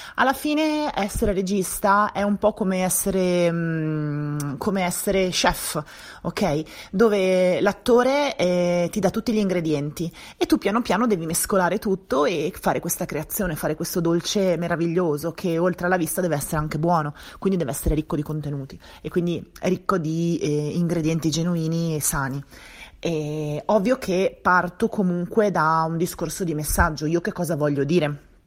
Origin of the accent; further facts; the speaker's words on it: Venice, Veneto, Italy; moved away as an adult; also born or lived in Milan, Italy; now in Galliate, Italy; io sono di Venezia